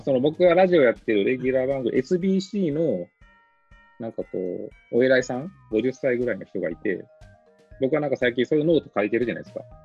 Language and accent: Japanese; Hakodate, Hokkaido, Japan; 函館出身なんで。